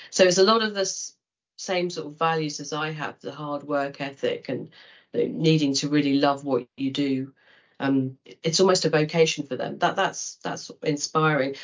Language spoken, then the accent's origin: English; Kent, South East England, United Kingdom; I was brought up in Kent